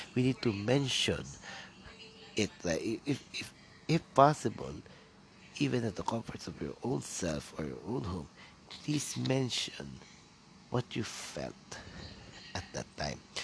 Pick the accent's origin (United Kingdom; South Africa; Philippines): Philippines; Quezon City, Metro Manila; first language Tagalog; English is a second language; I'm from Manila, or Quezon City to be exact